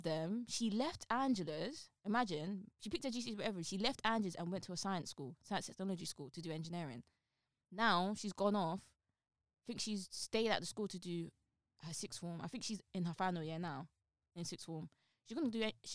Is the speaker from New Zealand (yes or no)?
no; London, United Kingdom; I'm from Newham, right? I'm really from ends, like the street.